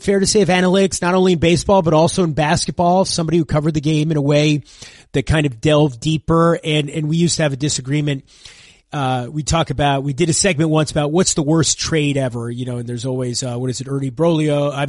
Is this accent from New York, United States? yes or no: yes; New York, United States; growing up in New York